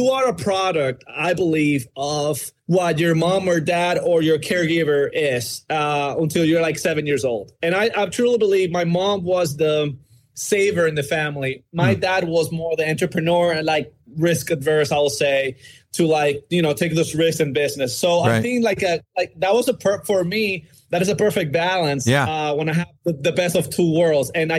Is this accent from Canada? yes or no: no; Dominican Republic; moved away as an adult; now in United States; I'm from the Dominican Republic